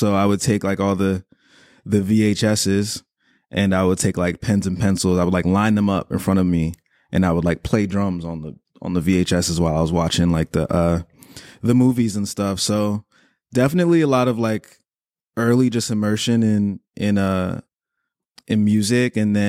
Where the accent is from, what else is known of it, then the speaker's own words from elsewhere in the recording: Maryland, United States; also born or lived in United Kingdom; now in Los Angeles, United States; I'm of Nigerian descent, so my family's Nigerian, Yoruba tribe. I lived in the UK until I was like 10 years old, and then I relocated to PG County, Maryland, which is a suburb right outside of Washington, D.C., then moved to L.A. 8 years ago